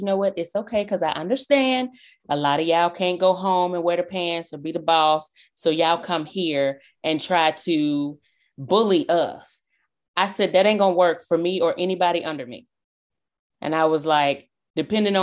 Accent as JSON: {"language": "English", "region": "the South", "country": "United States", "said": "I'm from the South."}